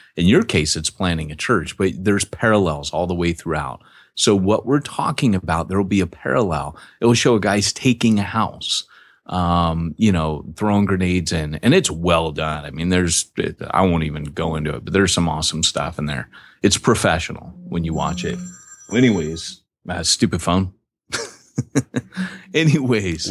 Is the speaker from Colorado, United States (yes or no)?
no; Washington, District of Columbia, United States; I was born in Washington, D C.